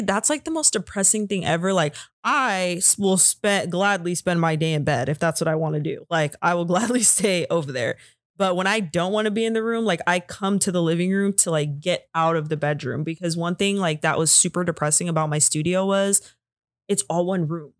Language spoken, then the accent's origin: English; California, United States; I'm from California